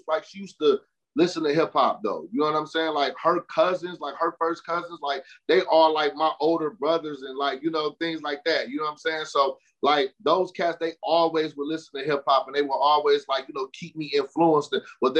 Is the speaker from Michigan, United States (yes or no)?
yes; Michigan, United States; I'm from Michigan. I'm an artist from Michigan